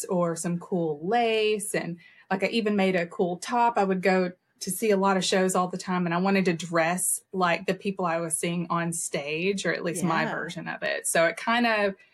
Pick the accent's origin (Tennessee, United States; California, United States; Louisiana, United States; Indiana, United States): Tennessee, United States; Lebanon; I grew up in Lebanon, Tennessee, and I'm just here in Middle Tennessee now. So I am a purebred Tennessee.